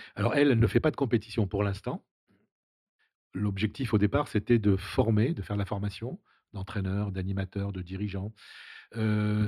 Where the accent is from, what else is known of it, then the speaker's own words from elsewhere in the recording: Saïda, Saïda Province, Algeria; moved away; also born or lived in Rouen, France; quand j'étais gamin, quand j'habitais en Algérie